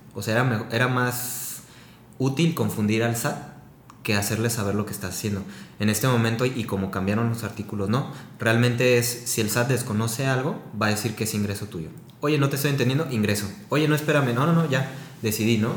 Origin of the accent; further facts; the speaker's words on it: Guadalajara, Jalisco, Mexico; soy de aquí de Guadalajara